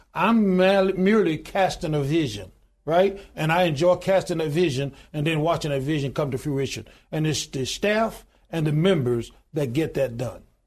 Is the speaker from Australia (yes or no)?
no; Goodwater, Alabama, United States; born in a little small town in Goodwater, Alabama, population twelve hundred and ninety-two today